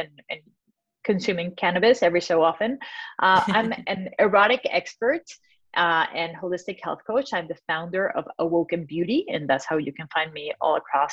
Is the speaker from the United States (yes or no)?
no; Mexico; moved away; I'm originally from Mexico